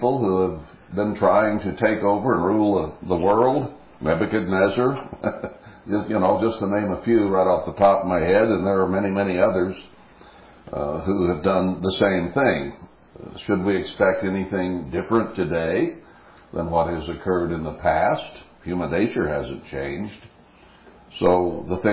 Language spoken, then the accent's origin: English; United States; we in America